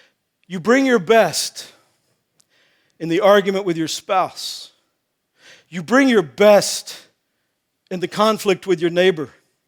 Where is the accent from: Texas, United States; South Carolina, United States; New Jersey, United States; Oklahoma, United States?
Texas, United States; I grew up in Texas and I played football.